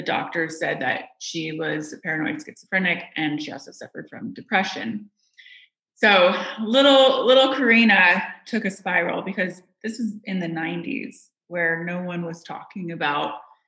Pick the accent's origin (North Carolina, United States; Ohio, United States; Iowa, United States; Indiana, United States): Indiana, United States; I grew up in Indiana